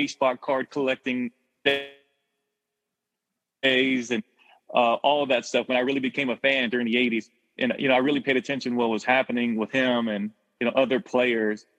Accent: Texas, United States; I grew up in Texas. I grew up a Texas Rangers fan.

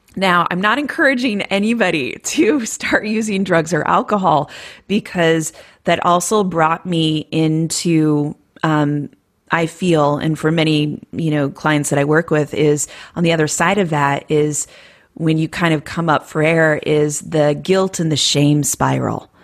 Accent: Iowa, United States; moved away; I'm from Iowa.

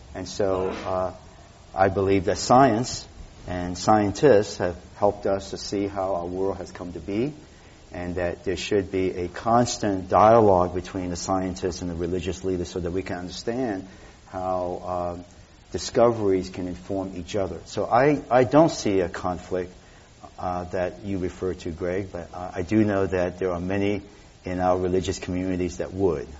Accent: Boston, Massachusetts, United States; now in San Francisco, United States; growing up in Boston

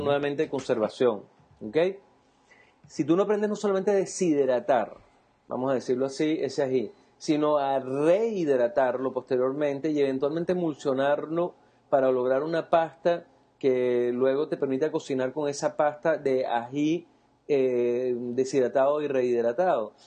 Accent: Venezuela; como venezolanos

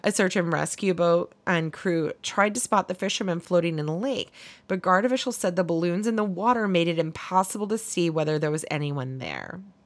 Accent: Tennessee, United States; growing up in Tennessee

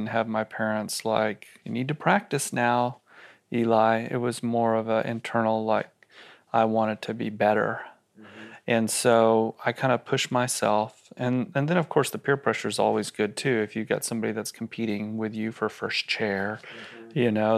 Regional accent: Austin, Texas, United States; So I grew up here in Austin, and I didn't have a television in my house when I was a kid.

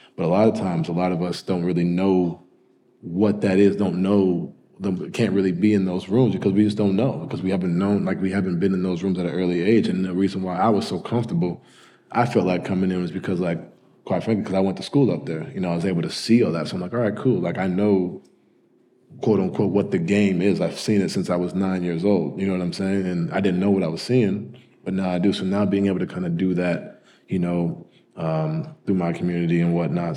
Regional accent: New York, United States; also born or lived in Louisville / Utah / Cleveland; now in Connecticut, United States; I grew up in New York, you know, went to private school in Connecticut, and I currently live in Connecticut now

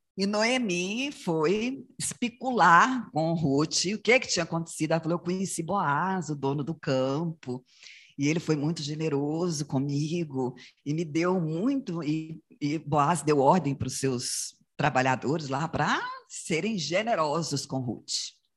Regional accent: Goianésia, Goiás, Brazil; moved away; Mesmo depois que a gente saiu de Goianésia, a gente voltava lá

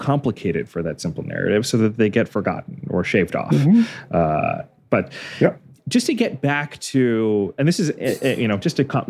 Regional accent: Northeast, United States; because I grew up in the Northeast probably mostly.

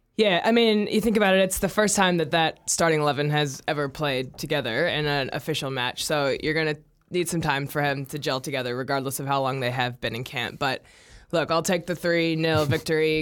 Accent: United States; as an American

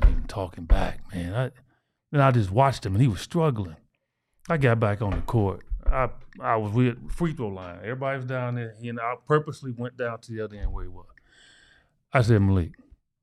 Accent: Chicago, Illinois, United States; I'm from Chi-Town

